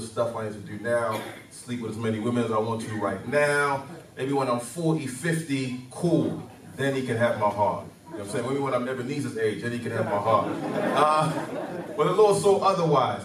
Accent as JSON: {"language": "English", "region": "London", "country": "United Kingdom", "tie": "born or raised there", "also_born_or_lived": "Nigeria", "moved": "as an adult", "said": "Nigerian, born in Nigeria. I lived there till I was 9 years old. Then I moved to London when I was nine. And so from 9 till 27, I was in London."}